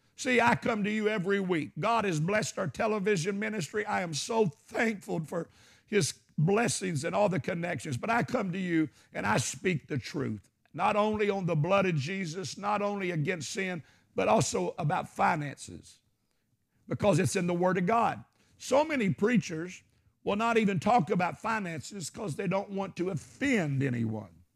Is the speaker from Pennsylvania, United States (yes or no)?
no; Arkansas, United States; I'm from Arkansas.